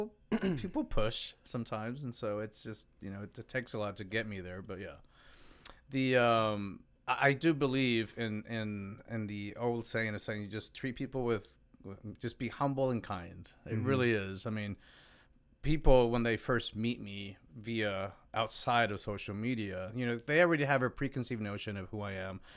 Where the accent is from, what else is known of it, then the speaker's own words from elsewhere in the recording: Mexico; I'm actually Mexican.